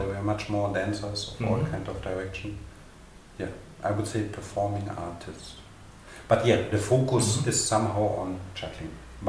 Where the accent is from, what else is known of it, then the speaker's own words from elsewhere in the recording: Konstanz, Baden-Württemberg, Germany; now in Berlin, Germany; my hometown, which is like much, much smaller in the south of Germany.